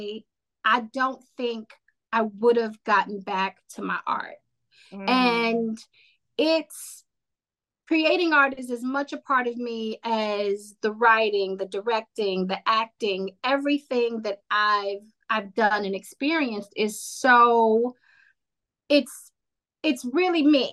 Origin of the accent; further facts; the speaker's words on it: Indiana, United States; I grew up in Indiana